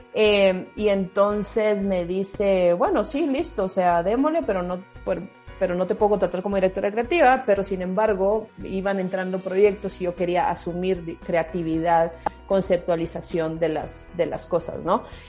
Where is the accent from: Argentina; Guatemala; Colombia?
Guatemala; moved away as an adult; also born or lived in Peru / Costa Rica / Mexico; de, Guatemala salgo a Perú y luego de Perú a Costa Rica. En México estuve brevemente eh, antes de volver a Guatemala